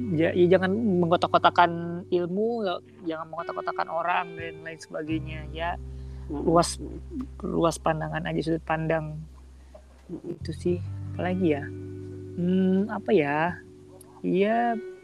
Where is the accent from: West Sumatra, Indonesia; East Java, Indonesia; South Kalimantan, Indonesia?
West Sumatra, Indonesia; Padang; moved away; ngerantau kayak kita dari Padang